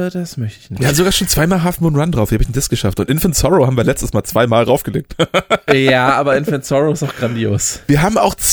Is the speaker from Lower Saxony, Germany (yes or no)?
yes; Oldenburg, Lower Saxony, Germany; Nee, ich kam aus dem Oldenburger Problemviertel. Ah, nee, warte, sowas gibt's hier nicht. Wohnst in der Innenstadt.